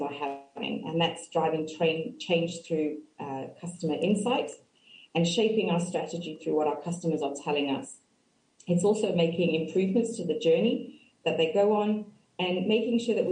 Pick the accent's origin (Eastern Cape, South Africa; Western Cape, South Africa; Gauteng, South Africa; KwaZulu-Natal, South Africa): Western Cape, South Africa; Cape Town; moved away as an adult; now in Reading, United Kingdom; I grew up in Cape Town, and I moved to the UK about 13 years ago